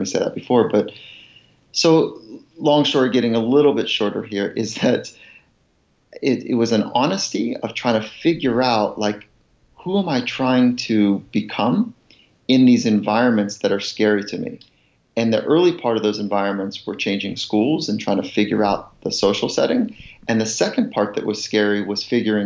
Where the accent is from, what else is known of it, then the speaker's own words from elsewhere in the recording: Southern California, United States; also born or lived in Virginia; I grew up in Southern California and, I didn't really fit here because I was born on a farm in Virginia